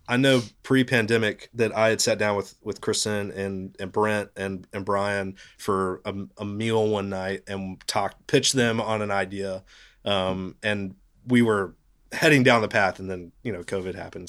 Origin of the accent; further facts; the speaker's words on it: Knoxville, Tennessee, United States; I grew up in Knoxville